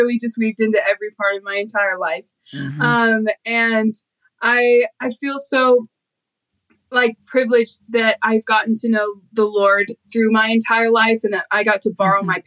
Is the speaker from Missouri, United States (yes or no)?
yes; St. Louis, Missouri, United States; I grew up in St. Louis.